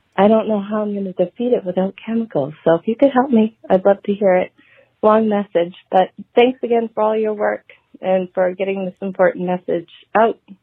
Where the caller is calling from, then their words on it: Merrimac, Massachusetts, United States; I'm calling from Massachusetts, Merrimack, Mass